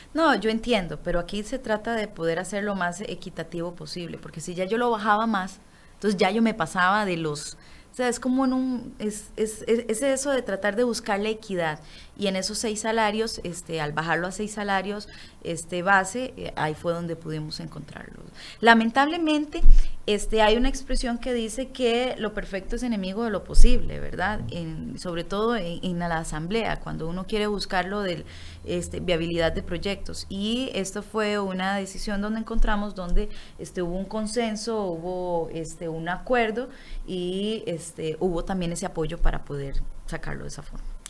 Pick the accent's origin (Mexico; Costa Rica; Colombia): Costa Rica; nosotros como costarricenses